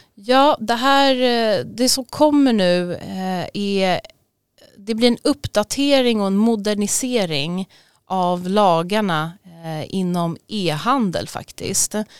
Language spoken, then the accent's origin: Swedish; Sweden; vi har ett extra ansvar som svenskar